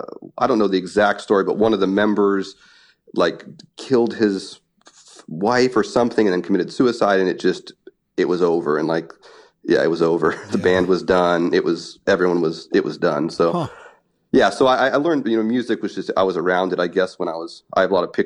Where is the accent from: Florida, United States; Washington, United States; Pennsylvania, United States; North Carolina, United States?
Washington, United States; Yeah, I grew up like near Portland. I grew up in like a small logging town that's just over the border into Washington.